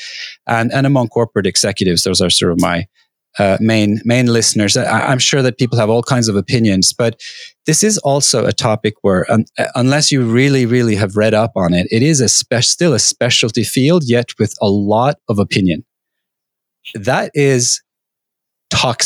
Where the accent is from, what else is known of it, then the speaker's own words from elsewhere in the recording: Norway; I grew up in Norway